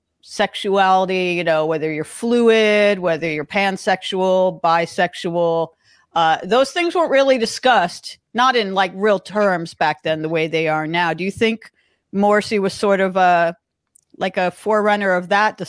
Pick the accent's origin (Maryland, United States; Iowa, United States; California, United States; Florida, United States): California, United States; Los Angeles; growing up in Los Angeles